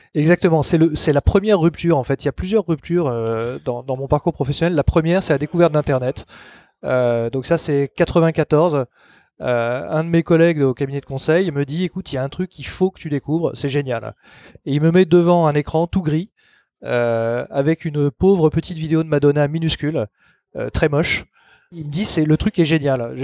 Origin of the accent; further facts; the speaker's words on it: Paris, Île-de-France, France; Je suis né à Paris, j'ai toujours vécu à Paris ou dans la proche banlieue